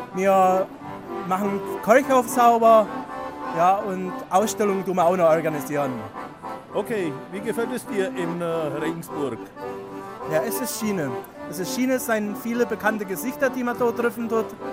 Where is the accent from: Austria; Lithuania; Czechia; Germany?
Czechia; North Bohemia, Šluknov Hook, Ústí nad Labem Region; accent: North Bohemian dialect; ich komme aus dem Nordbiemschen, aus dem Schlockschen Zippel